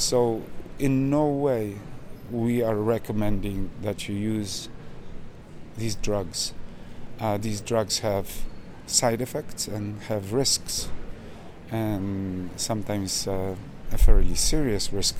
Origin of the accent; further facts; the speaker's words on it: Manitoba, Canada; I'm from Manitoba